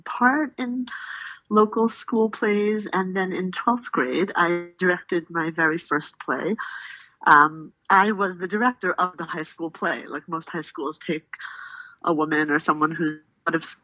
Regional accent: Philadelphia, Pennsylvania, United States; I grew up in Philadelphia, Northeast Philadelphia, to be exact.

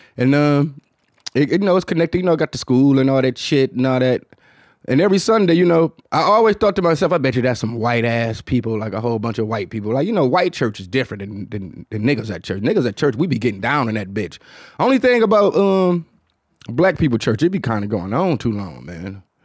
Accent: Detroit, Michigan, United States; accent: Detroit; my Detroit accent

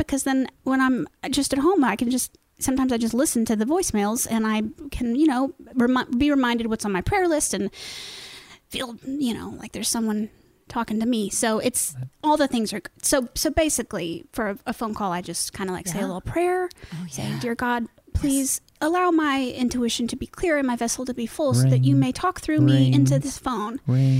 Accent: Broad Ripple, Indiana, United States; You know, it's a strange thing because I have lived in Broad Ripple my whole life.

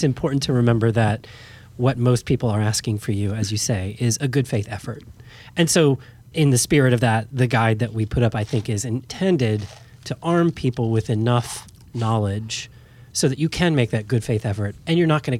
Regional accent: United States; this all filters still through me as an American, right?

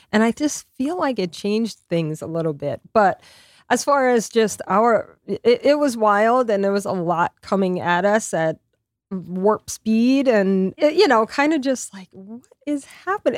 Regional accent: Lafayette, Louisiana, United States; moved away as an adult; also born or lived in New York; in my hometown in Lafayette

